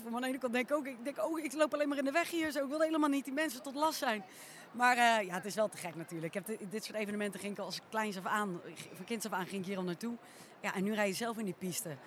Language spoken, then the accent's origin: Dutch; The Hague, South Holland, Netherlands; Je had vroeger, ik kom uit Den Haag natuurlijk, had je de Haagse Paardendagen.